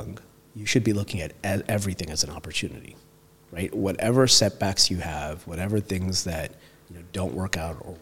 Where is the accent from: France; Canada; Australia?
Canada; Toronto, Ontario; moved away as an adult; now in London, United Kingdom; growing up in Toronto